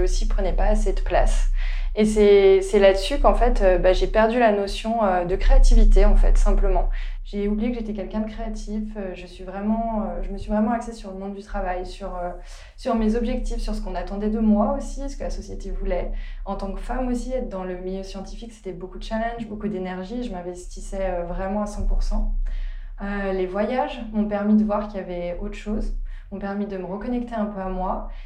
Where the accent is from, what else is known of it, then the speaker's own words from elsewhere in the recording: the Alps, France; moved away as an adult; also born or lived in Leeds; now in London, United Kingdom; je vis à Londres depuis 3 ans maintenant et je suis originaire des Alpes